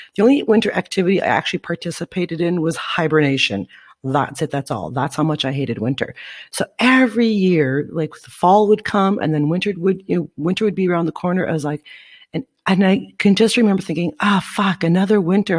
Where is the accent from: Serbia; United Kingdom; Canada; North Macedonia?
Canada; Northern Ontario; moved away as an adult; now in Guatemala; I am from Northern Ontario, Canada, side breed to be exact, where the winters is cold as shit